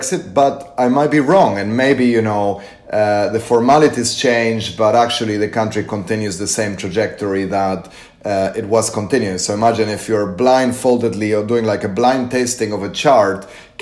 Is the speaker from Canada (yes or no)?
no; Argentina; I come from Argentina